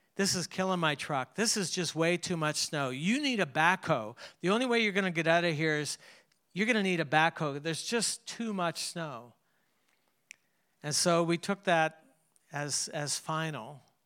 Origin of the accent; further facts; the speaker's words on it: Canada; I grew up in Canada